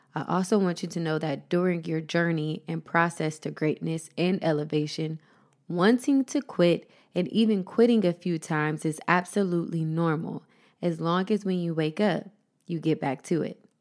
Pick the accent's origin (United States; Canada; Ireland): United States; Columbus, Ohio; moved away as an adult; also born or lived in Las Vegas, Nevada / Los Angeles; my hometown of Columbus, Ohio